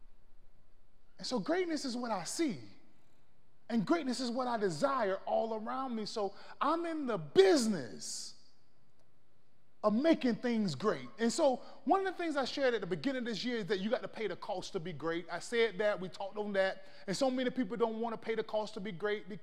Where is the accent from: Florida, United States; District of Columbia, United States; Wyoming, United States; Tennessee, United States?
Florida, United States; now in El Paso, United States; I'm from Florida